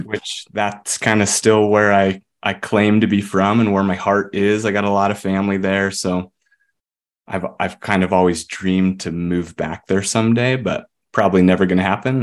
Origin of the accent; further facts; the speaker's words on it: Murray, Utah, United States; moved us up here when I was about ten